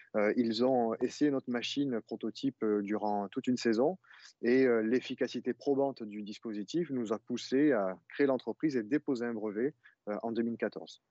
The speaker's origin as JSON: {"language": "French", "town": "Arles", "region": "Provence-Alpes-Côte d'Azur", "country": "France", "tie": "born or raised there", "said": "je suis né à Arles avec mon associé Simon Liamant. D'ailleurs, nous sommes nés, heu, à Arles tous les deux, et nous avons grandi avec les moustiques"}